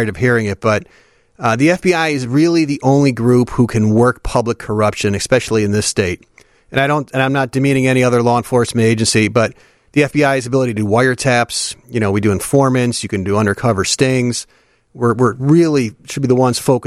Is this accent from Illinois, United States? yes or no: yes; Park Ridge, Illinois, United States; also born or lived in Chicago; So I'm from Chicago. I was born actually south side, moved up to the northwest side when I was pretty young, and then we settled in Park Ridge when I was in middle school